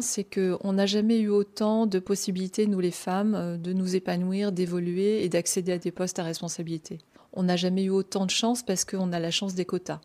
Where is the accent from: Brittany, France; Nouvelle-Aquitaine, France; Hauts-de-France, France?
Brittany, France; Brest; j'ai grandi à Brest, hein, en Bretagne, dans le Finistère